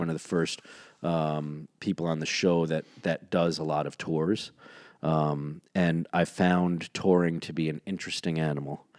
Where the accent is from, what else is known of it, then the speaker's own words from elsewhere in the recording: New York City, New York, United States; I grew up in New York City